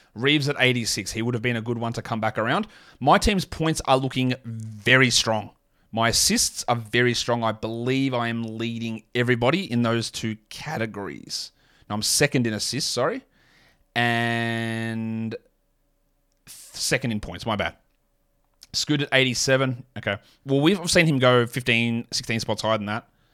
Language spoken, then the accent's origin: English; Australia; as an Aussie